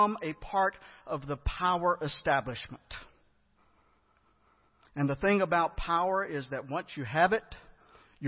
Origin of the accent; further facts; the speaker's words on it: United States; I'm American